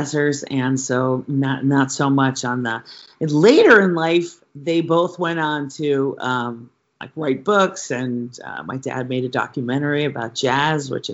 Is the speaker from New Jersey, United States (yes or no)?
no; New York, United States; moved away as an adult; also born or lived in Philadelphia; now in California, United States; I moved to New York and went to high school in New York